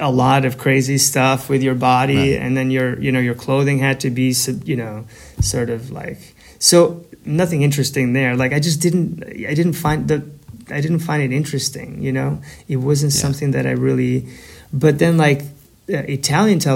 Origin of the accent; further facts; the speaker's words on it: Kavajë, Tirana County, Albania; English is a second language; moved away as an adult; now in Brooklyn, United States; I was born in Albania, a town called Kavaje, which is about 40 kilometers, 45 kilometers from Tirana, the capital city.